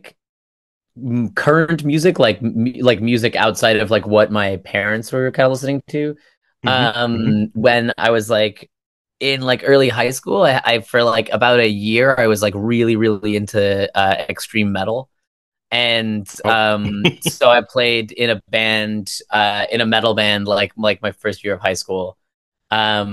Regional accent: Virginia, United States; moved away as an adult; also born or lived in United Kingdom; now in Toronto, Canada; so I grew up like mostly in Virginia. And then moved to Toronto from there

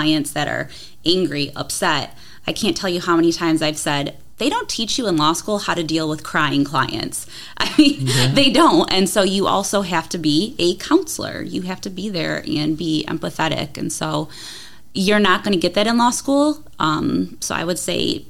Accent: Toledo, Ohio, United States; I grew up in Toledo

